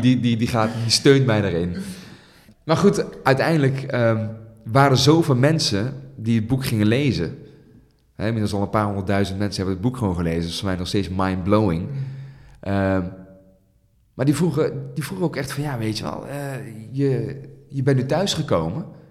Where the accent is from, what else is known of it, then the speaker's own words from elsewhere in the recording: Netherlands; heb ik een Nederlandse moeder en ben ik hier geboren in Nederland